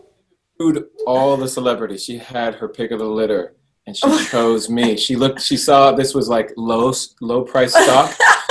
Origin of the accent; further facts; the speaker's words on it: Southern California, United States; I've been here my whole life, basically. I grew up in Southern California.